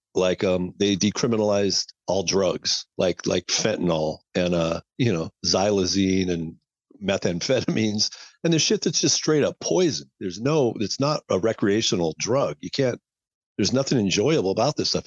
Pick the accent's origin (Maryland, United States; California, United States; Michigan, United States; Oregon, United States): Oregon, United States; Portland; I've been here all my life